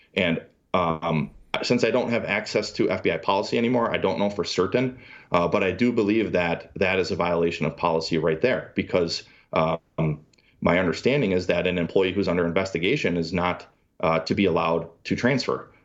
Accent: Milwaukee, Wisconsin, United States; moved away; also born or lived in Wichita, Kansas; I come from Milwaukee, blue-collar family

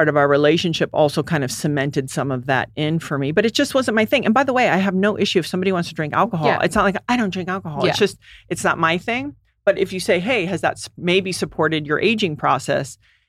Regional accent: U.S. Virgin Islands; Well, I grew up in the Virgin Islands and everyone went hard.

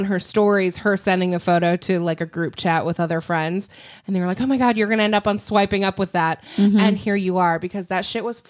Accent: Illinois, United States; I love Chicago. Don't get me wrong. I grew up outside of Chicago.

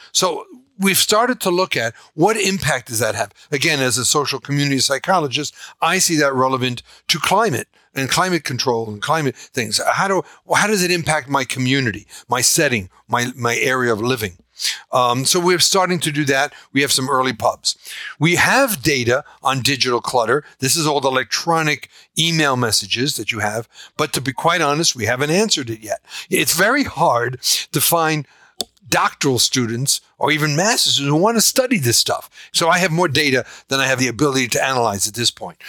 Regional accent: New York, United States; I'm from New York, we would say, shut up

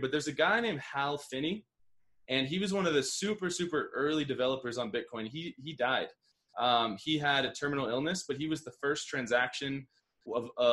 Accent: United States; now in Medellin, Colombia; us being American

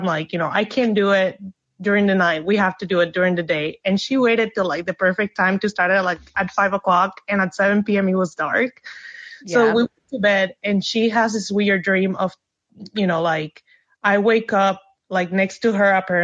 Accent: Puerto Rico; now in United States; I'm originally from Puerto Rico, but I've been living in the States for like 17 years

